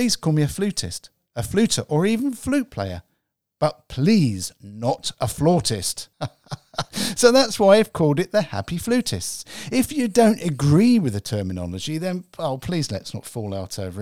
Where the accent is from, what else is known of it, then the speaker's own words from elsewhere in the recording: England, United Kingdom; I'm English